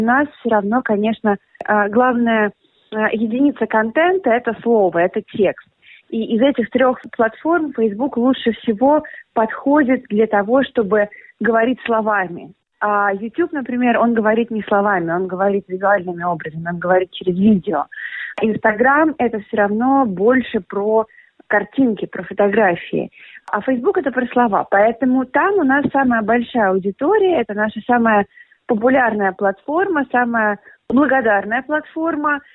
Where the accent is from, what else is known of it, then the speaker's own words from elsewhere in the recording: Russia; moved away; Он, как и я, изначально из России